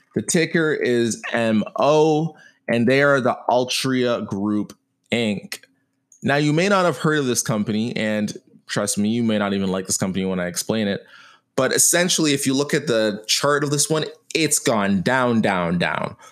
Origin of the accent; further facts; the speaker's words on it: Canada; I'm a Canadian